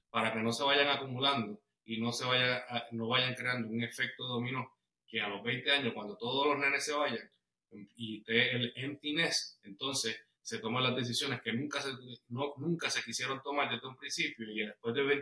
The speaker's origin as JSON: {"language": "Spanish", "town": "Bayamón", "country": "Puerto Rico", "moved": "as an adult", "lives_now": "Georgia, United States", "said": "eh, somos boricuas, somos puertorriqueños, este, mi esposa nació en Alemania, yo nací en Bayamón, pero ella se crió en Puerto Rico y después de que nos casamos en el 2006, hace"}